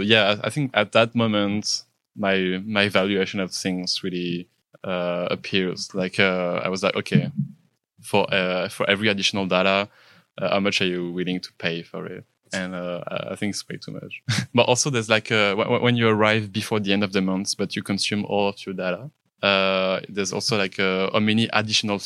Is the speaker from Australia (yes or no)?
no; France; English is a second language; moved away as an adult; now in Canada; I'm French, so I grew up in France.